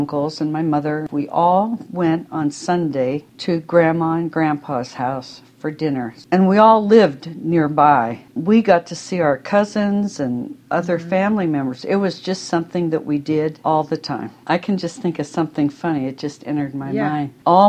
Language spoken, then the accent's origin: English; Pennsylvania, United States; I am 68 years old and I grew up in Pennsylvania